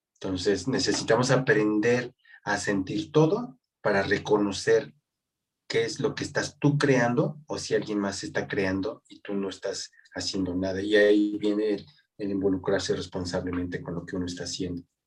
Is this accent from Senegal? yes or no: no; Mexico; mi país